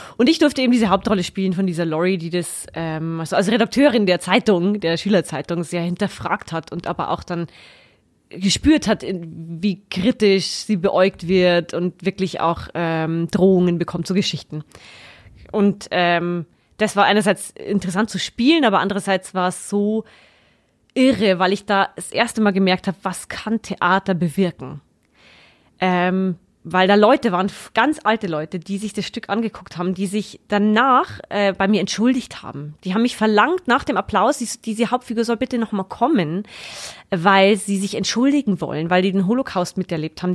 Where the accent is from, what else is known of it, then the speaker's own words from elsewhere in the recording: Floß, Bavaria, Germany; also born or lived in Regensburg / Saxony; komme ursprünglich aus Frohnstrauß. Also ganz aus der Nähe